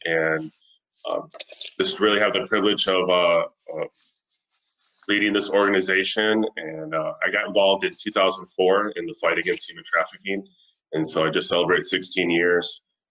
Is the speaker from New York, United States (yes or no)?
no; Grand Rapids, Michigan, United States; moved away as an adult; also born or lived in Lakeland, Florida; now in Central Florida, United States; I am originally from Grand Rapids, Michigan. Came down to go to Southeastern University in Lakeland and never left Florida